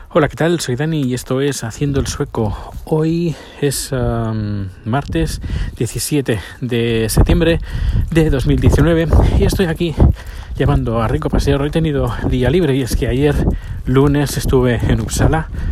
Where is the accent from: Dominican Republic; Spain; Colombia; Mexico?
Spain; province of Barcelona, Catalonia; now in Sweden; La provincia de Barcelona es donde yo nací